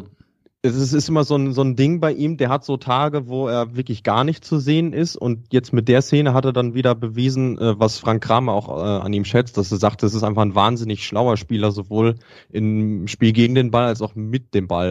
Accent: Bielefeld, North Rhine-Westphalia, Germany; als Bielefelder

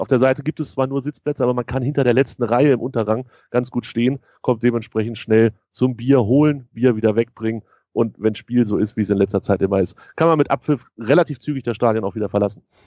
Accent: near Hannover, Lower Saxony, Germany; ich bin in Hannover geboren, nicht weit weg von Hannover aufgewachsen, in so einem kleinen Vor kleineren Vorort

